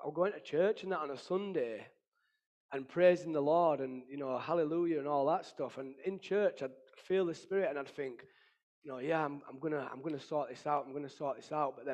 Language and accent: English; Ireland; Because obviously, being Irish and that, we drink and fight, that's what we do.